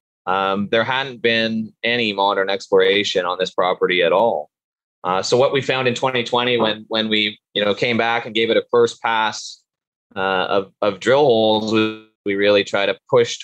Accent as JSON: {"language": "English", "country": "Canada", "also_born_or_lived": "Sudbury, Ontario", "said": "I'm originally from Canada and went to school here and in Canada and in a place called Sudbury, Ontario."}